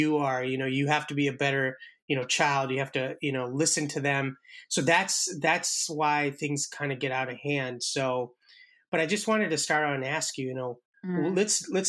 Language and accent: English; India; I'm Indian myself